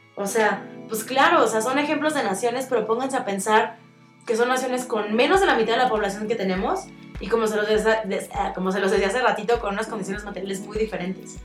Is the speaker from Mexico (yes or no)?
yes; Mexico; hoy por hoy somos mexicanos